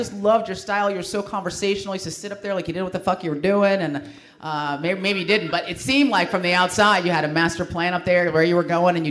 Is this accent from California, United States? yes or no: yes; San Francisco, California, United States; I grew up in San Francisco. It was a very experimental culture there.